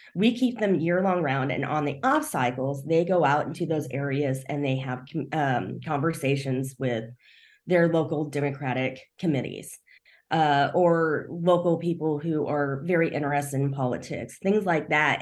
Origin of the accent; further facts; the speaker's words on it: rural Kansas, United States; also born or lived in South Korea; now in Kansas City, United States; I actually grew up in rural Kansas. Uh, I was adopted, so I, I'm adopted from South Korea.